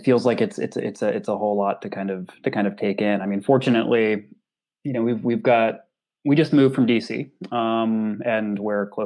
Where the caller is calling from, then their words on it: Portland, Oregon, United States; Well, I'm I'm I'm calling from Portland, Oregon.